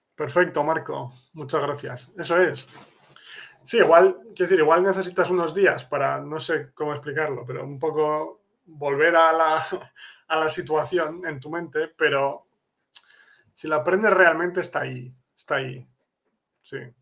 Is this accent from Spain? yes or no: yes; Spain; now in Poland; yo soy español pero vivo en Polonia